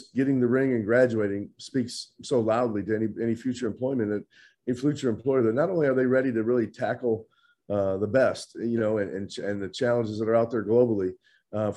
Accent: Midwest, United States; I was kind of like a lot of guys growing up in the Midwest.

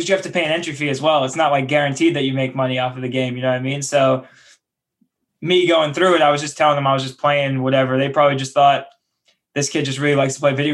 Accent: New York City, New York, United States; also born or lived in Emeryville / San Francisco; that's where I'm from.

